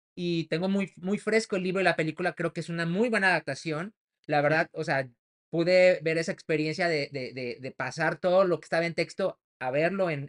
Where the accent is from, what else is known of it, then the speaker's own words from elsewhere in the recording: Toluca, State of Mexico, Mexico; yo soy de Toluca, que eh, De México.